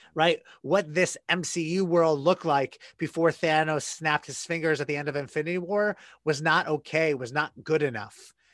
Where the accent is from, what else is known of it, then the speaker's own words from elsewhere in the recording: United States; an American citizen, a, a white cisgender straight male American